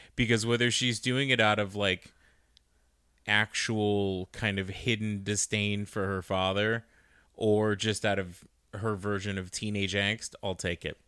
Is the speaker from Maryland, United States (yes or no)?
no; Arizona, United States; we're just from Arizona